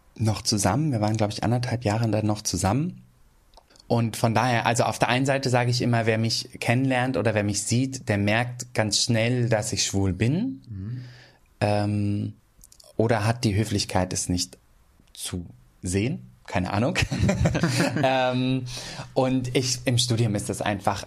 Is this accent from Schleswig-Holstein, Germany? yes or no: yes; Schenefeld, Schleswig-Holstein, Germany; moved away as an adult; also born or lived in Nuremberg; now in Hamburg, Germany; jeder weiß, ich komme aus Schenefeld.